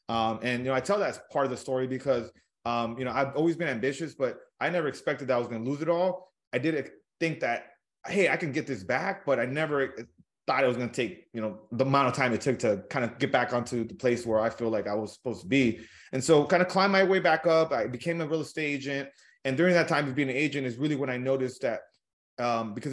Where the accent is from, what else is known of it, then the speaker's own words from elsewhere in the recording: California, United States; So I grew up in Southern California, uh, humble beginnings.